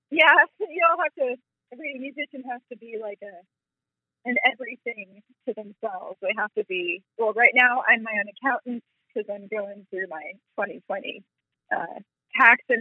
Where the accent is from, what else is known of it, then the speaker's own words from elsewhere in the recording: Vermont, United States; now in Memphis, United States; I'm from Vermont.